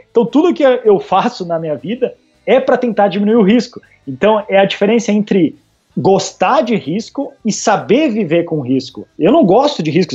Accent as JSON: {"language": "Portuguese", "country": "Brazil", "moved": "yes", "said": "por ser brasileiro"}